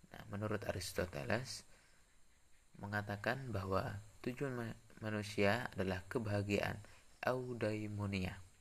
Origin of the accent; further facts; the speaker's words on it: Sungai Deden, West Kalimantan, Indonesia; Saya berasal dari desa Sungai Deden, kecamatan Subah, Kabupaten Sambas